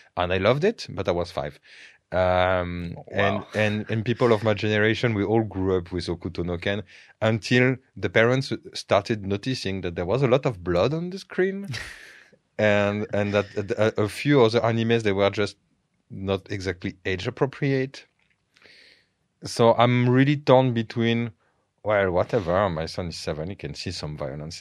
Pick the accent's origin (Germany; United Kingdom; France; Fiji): France; English is a second language; moved away as an adult; now in Bulgaria; growing up in France